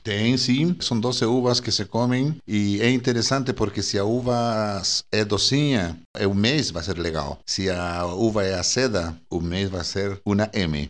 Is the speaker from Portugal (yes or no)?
no; northern Chile, Chile; Portuguese is a second language; now in Brazil; eu sou do norte de Chile